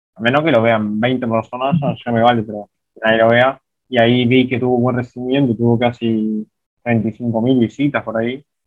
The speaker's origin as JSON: {"language": "Spanish", "country": "Uruguay", "tie": "born or raised there", "said": "yo no soy de Montevideo acá, soy del interior, soy de otra parte de Uruguay, no de Montevideo, no me crié con esa vivencia"}